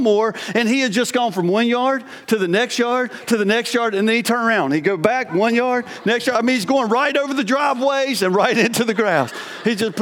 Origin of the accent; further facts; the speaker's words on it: North Carolina, United States; moved away as an adult; also born or lived in Painted Post, New York; I was from North Carolina